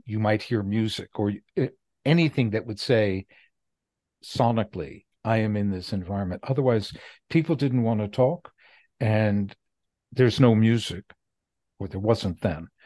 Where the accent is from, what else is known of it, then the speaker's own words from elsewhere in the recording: United States; I'm an American and I'm a Jew